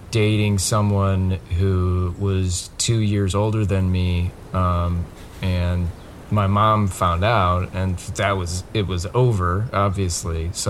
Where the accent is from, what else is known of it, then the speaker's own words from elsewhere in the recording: Colorado, United States; moved away; Uh, no. I, I grew up in Colorado, um, and then, uh, so my parents got divorced